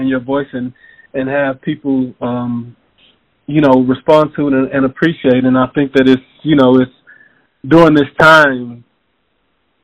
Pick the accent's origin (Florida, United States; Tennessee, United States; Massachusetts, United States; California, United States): Tennessee, United States; Knoxville; also born or lived in Memphis, Tennessee; I was raised in Knoxville